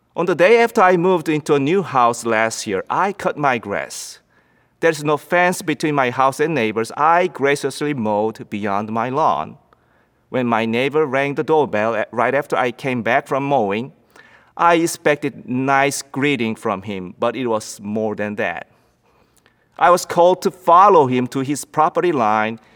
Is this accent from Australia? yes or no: no; South Korea; English is a second language; moved away as an adult; now in United States; When I lived in Korea